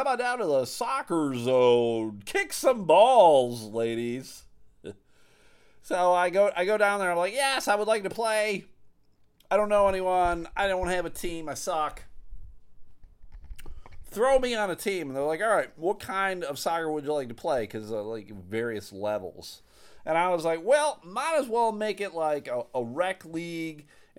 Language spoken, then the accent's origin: English; Buffalo, New York, United States; I'm from Buffalo, New York. Never been to Michigan before.